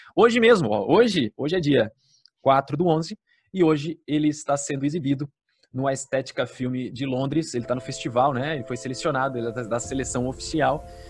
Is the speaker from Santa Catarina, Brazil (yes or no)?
yes; Blumenau, Santa Catarina, Brazil; aqui em Blumenau, na minha cidade